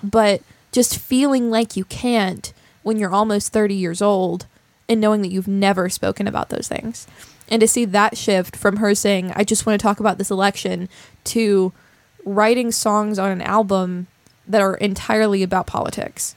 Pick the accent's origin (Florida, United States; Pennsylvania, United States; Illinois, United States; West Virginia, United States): West Virginia, United States; people like us that come from somewhere like West Virginia